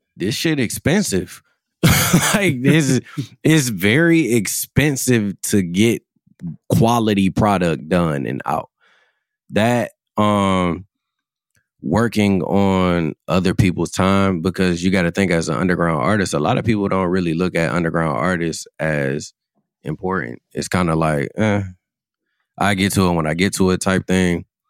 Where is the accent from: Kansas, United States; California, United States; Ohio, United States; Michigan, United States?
Ohio, United States; Cleveland; Growing up in Cleveland